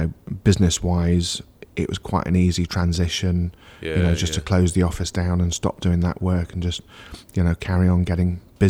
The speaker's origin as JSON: {"language": "English", "town": "Churchdown", "region": "South West England", "country": "United Kingdom", "tie": "born or raised there", "said": "But we kept being posted back to Gloucestershire, so I would consider Gloucestershire as home, really, even though we moved around quite a bit."}